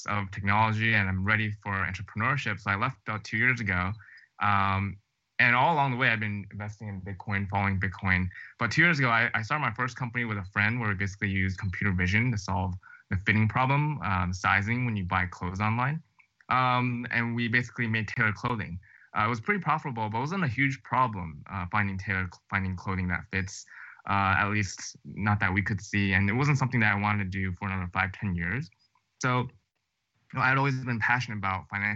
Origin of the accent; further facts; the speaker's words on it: New Jersey, United States; moved away as an adult; also born or lived in Chicago / Stanford / Los Angeles; I grew up in New Jersey, actually, just 1 hour outside of New York City